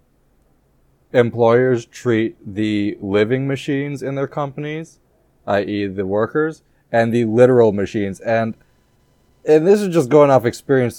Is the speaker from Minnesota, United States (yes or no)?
yes; Minnesota, United States; I'm a Minnesotan.